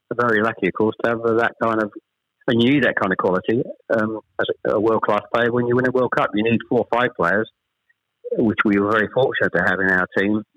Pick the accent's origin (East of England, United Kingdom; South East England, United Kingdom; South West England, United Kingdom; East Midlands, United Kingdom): East of England, United Kingdom; Chelmsford; also born or lived in Ashton-under-Lyne / Manchester; We actually moved south from Manchester. We, we, I was born in Ashton under Lyne. We actually moved south to Chelmsford when I was pr- probably I was the eldest of three. When I was probably about seven or eight